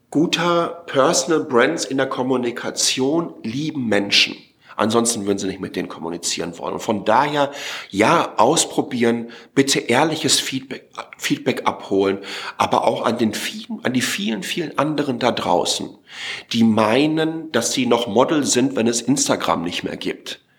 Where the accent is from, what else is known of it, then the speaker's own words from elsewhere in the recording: Waltrop, North Rhine-Westphalia, Germany; Ich bin aufgewachsen in Waltrop, Kreis Recklinghausen, 15 Kilometer nordöstlich von äh, Dortmund, direkt neben kastrop rauxe ähm, Also das östliche Ruhrgebiet. 32.000 Einwohner.